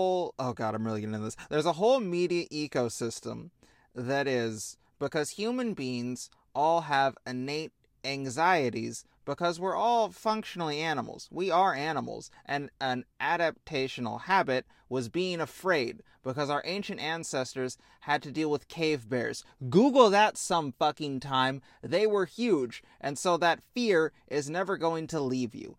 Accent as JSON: {"language": "English", "region": "Midwest", "country": "United States", "said": "we're both from the Midwest"}